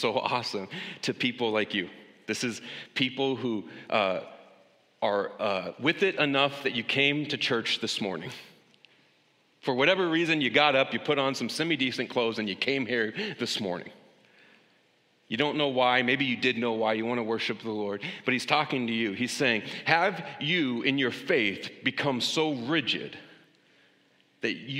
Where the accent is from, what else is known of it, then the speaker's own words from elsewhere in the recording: United States; As an American